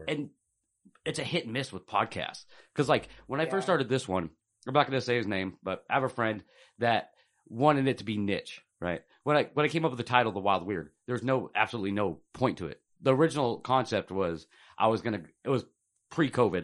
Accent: Portland, Oregon, United States; also born or lived in Tulare, California; moved up to Portland when I was three and grew up in the city

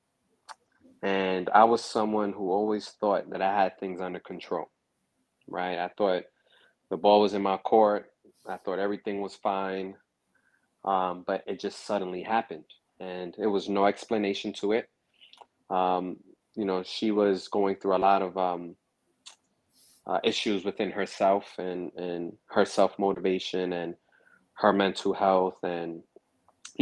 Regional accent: New York City, New York, United States; also born or lived in Harlem; I was born in Harlem, raised in Brooklyn

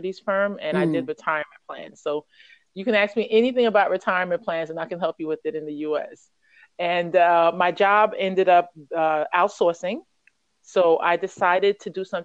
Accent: United States; moved away as an adult; now in South Korea; I'm American. I've been in Korea for it will be 5 years this April.

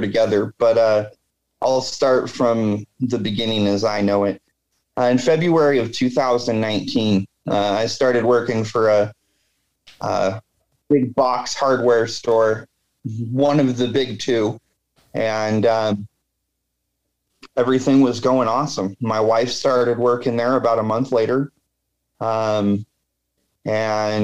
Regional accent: Washington, United States; I grew up in Washington

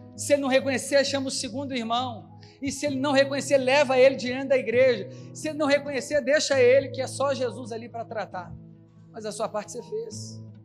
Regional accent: Belo Horizonte, Minas Gerais, Brazil; na minha terra, Belo Horizonte

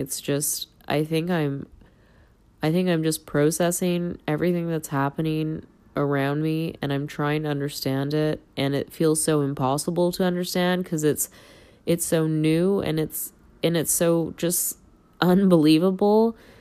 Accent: Toronto, Ontario, Canada; I'm from Toronto.

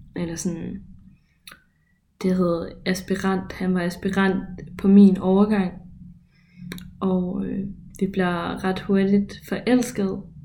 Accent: Ørum, Denmark; moved away as an adult; now in Copenhagen, Denmark; lille mig fra Ørum.

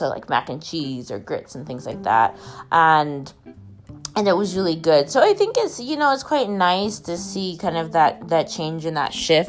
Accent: Maine, United States; growing up in Maine

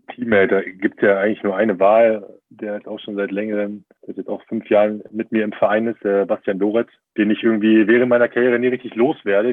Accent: Berlin, Germany; moved away as an adult; also born or lived in Trier / Bremen area / Munich; now in Bayreuth, Germany; bin ja auch gebürtiger Berliner

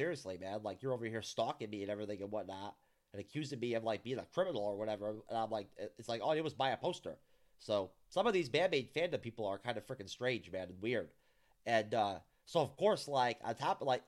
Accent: New York, United States; I'm from New York, born and raised

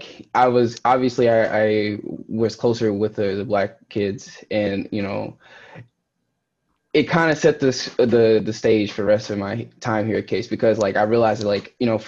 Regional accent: Louisiana, United States; moved away as an adult; now in Cleveland, United States; I'm from Louisiana

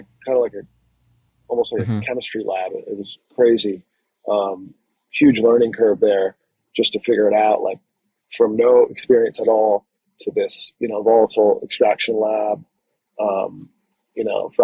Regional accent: Connecticut, United States; moved away as an adult; also born or lived in Northern California; I was originally from Connecticut. Then I moved up to Northern California

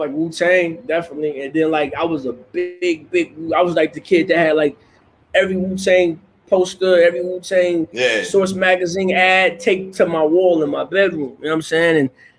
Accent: Grand Rapids, Michigan, United States; You know, it's a small Midwestern town. It's the second biggest city in the state of Michigan, so Detroit is the biggest city, and Grand Rapids is the second largest. Industrial town, blue collar town.

